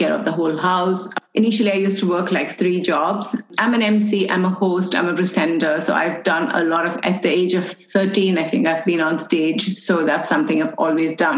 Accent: United Arab Emirates; I'm an Indian, born and raised in UAE.

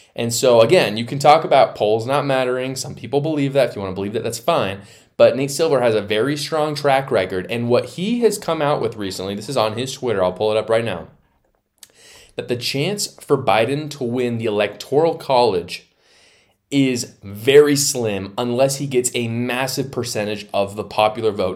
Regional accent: Utah, United States; here in my home state of Utah

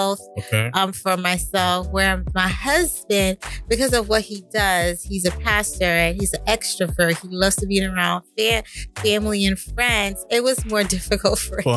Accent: Decatur, Georgia, United States; moved away as an adult; also born or lived in Brooklyn, New York; now in Boston area, United States; I was born in Brooklyn, New York, but I was raised in Decatur, Georgia

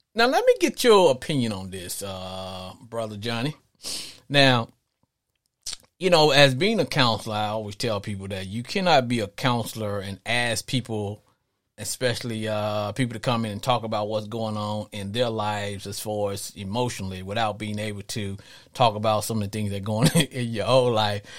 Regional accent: Arkansas, United States; growing up in Arkansas

